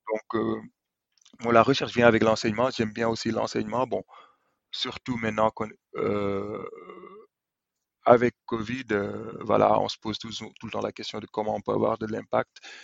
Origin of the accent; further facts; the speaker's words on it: Senegal; moved away as an adult; quand on vient du Sénégal